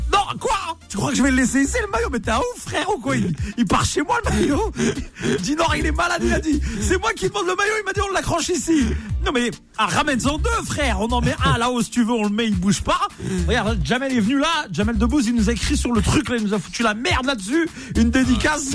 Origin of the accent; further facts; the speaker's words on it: Nantes, Pays de la Loire, France; je suis supporter du FC Nantes à la base parce que je suis nantais